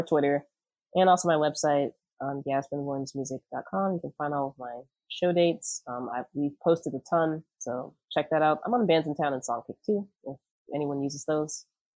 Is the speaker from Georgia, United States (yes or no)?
no; Virginia, United States; I'm from Virginia too.